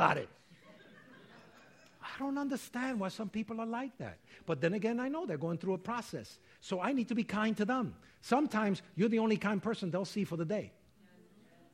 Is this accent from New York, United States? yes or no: yes; New York, United States; I'm from New York